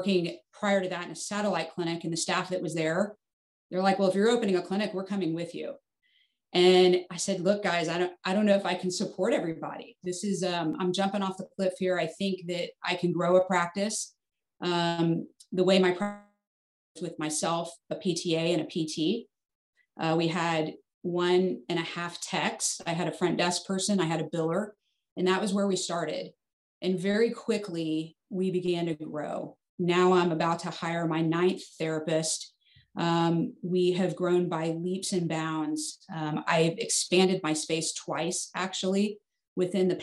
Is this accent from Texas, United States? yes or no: yes; Fort Worth, Texas, United States; also born or lived in Arizona; I grew up here in Fort Worth, Texas